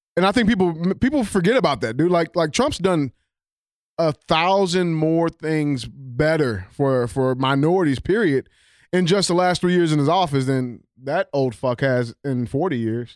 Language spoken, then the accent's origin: English; St. Louis, Missouri, United States; on the west side of Saint Louis City